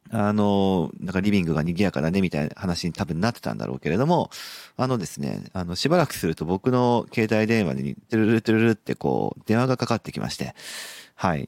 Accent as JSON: {"language": "Japanese", "town": "Sapporo", "region": "Hokkaido", "country": "Japan", "tie": "born or raised there", "moved": "yes", "said": "僕の実家がある札幌"}